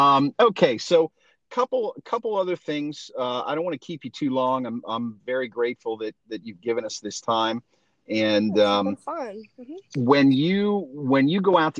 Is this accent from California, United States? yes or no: no; Central Pennsylvania, United States; moved away as an adult; now in Pittsburgh, United States; I growing up in Central PA, you know, there's an influence of Pennsylvania Dutch culture